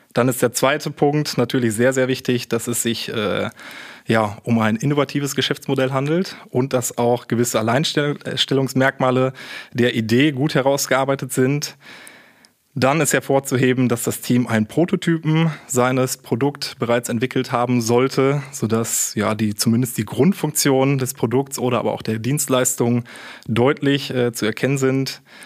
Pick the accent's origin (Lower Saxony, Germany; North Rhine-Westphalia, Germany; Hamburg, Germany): North Rhine-Westphalia, Germany; Münster; moved away as an adult; also born or lived in Karlsruhe; ich komme gebürtig sogar aus Münster, habe auch hier studiert